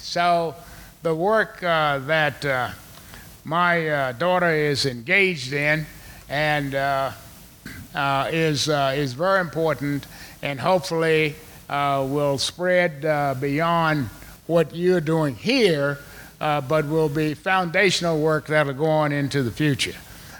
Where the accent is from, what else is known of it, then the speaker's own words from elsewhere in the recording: Martinsville, Virginia, United States; let the folks out there know that I am from Martinsville, Virginia, next county over.